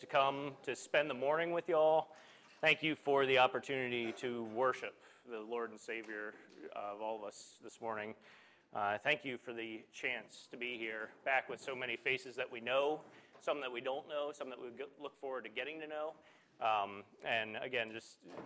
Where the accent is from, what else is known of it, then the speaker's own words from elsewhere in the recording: Morris, Pennsylvania, United States; moved away as an adult; also born or lived in Chicago / Wellsboro; I grew up down in Morris, grew up coming with many of you